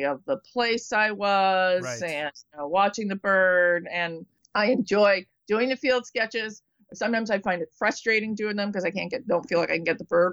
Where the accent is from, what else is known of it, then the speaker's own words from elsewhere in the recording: East Coast, United States; now in California, United States; I grew up on the East Coast